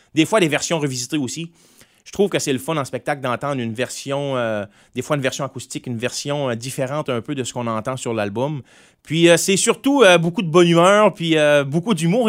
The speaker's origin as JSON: {"language": "French", "town": "Grande-Rivière", "region": "Quebec", "country": "Canada", "tie": "born or raised there", "said": "à Grande-Rivière, parce qu'il faut pas oublier, moi, là, que je viens de la Gaspésie"}